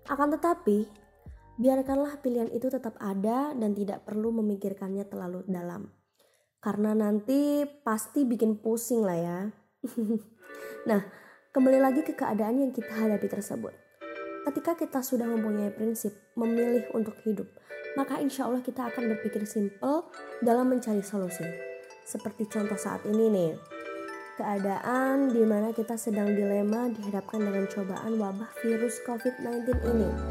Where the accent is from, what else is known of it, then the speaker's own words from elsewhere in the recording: Jember, East Java, Indonesia; born there; lahir di kota Jember bulan April tahun 1999.